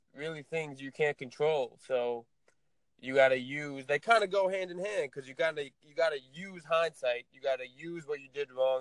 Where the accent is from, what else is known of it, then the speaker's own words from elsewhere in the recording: Tenafly, New Jersey, United States; I'm from Tenafly, New Jersey